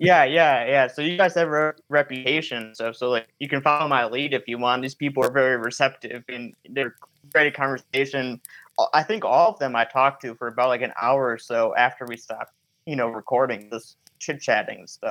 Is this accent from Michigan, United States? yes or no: yes; Michigan, United States; I tend to film a lot in Michigan because I'm from Michigan